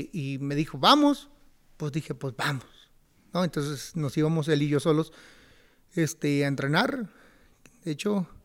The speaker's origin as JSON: {"language": "Spanish", "town": "Tijuana", "region": "Baja California", "country": "Mexico", "said": "Yo soy de Tijuana"}